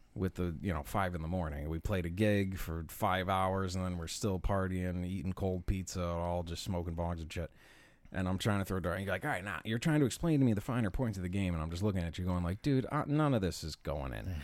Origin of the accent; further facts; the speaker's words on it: Buffalo, New York, United States; we're from Buffalo.